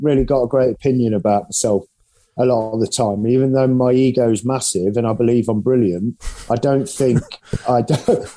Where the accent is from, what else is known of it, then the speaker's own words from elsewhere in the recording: England, United Kingdom; now in Nottingham, United Kingdom; being English.